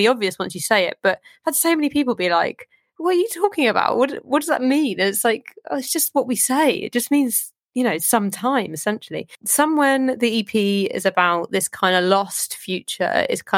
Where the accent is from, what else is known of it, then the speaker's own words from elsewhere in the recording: Southampton, South East England, United Kingdom; I grew up in Southampton, but my mum is from Fiji